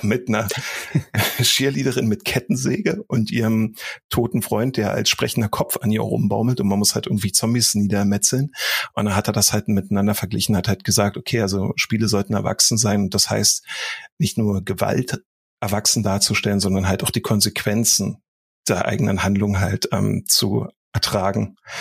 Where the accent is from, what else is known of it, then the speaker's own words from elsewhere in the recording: Berlin, Germany; moved away; also born or lived in Dresden; Also ich bin ja in Berlin groß geworden und erst später nach Dresden gezogen